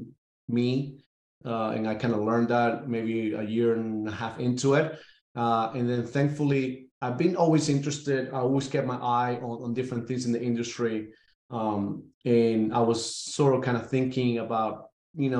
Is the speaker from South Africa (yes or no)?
no; Caracas, Capital District, Venezuela; moved away as an adult; also born or lived in Jacksonville, Alabama; now in Atlanta, United States; born and raised in Caracas, Venezuela